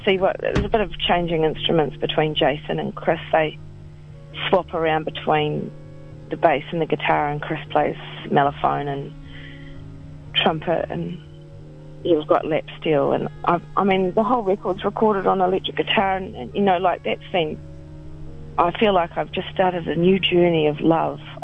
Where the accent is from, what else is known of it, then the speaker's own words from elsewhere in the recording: New Zealand; it's New Zealand. We're not American.